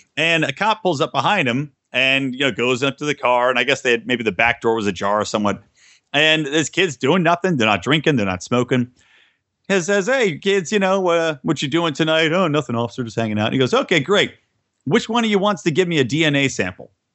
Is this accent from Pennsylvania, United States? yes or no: yes; Yardley, Pennsylvania, United States; I grew up in Bucks County, Pennsylvania